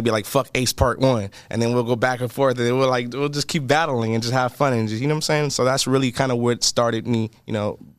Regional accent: Pomona, California, United States; also born or lived in Montclair, California / Inland Empire; Grew up on Kingsley Street. Originally was born in Pomona Valley Hospital. Also grew up in Montclair, so I grew up in both cities

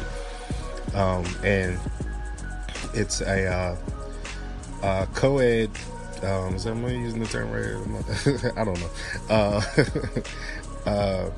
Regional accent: Maryland, United States; the Maryland state flag, my home state

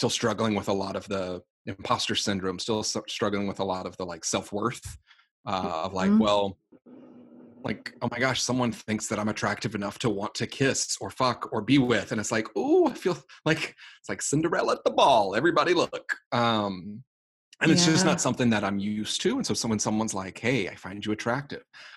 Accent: the South, United States; moved away; I'm originally from the South.

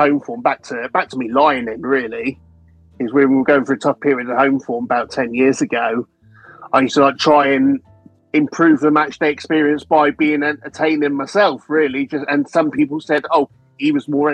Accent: Exeter, South West England, United Kingdom; born or raised there

